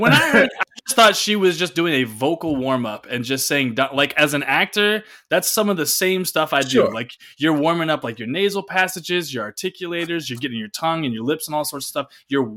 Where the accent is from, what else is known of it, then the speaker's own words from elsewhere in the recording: Chamblee, Georgia, United States; I'm from Chamblee